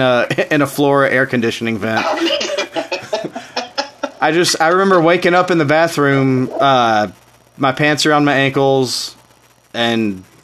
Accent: Tennessee, United States; now in Louisville, United States; I'm from Tennessee

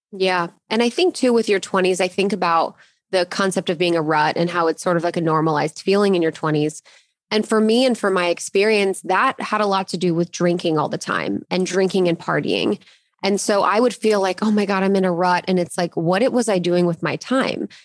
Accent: Ohio, United States; I grew up in Ohio and I went to college in Ohio

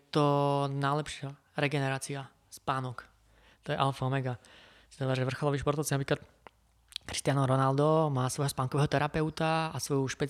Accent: Kysuce, Žilina Region, Slovakia

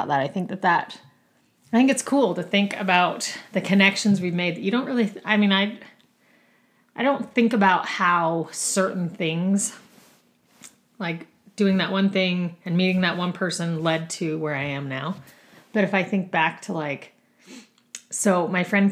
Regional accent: Rock Springs, Wyoming, United States; also born or lived in Boise, Idaho; now in Utah, United States; I grew up in Rock Springs, Wyoming

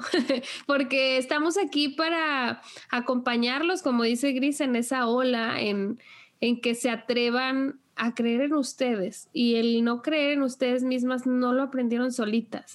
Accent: Sinaloa, Mexico; moved away; also born or lived in Nuevo León; yo crecí en Sinaloa y pues allá es una zona agrícola muy, muy amplia

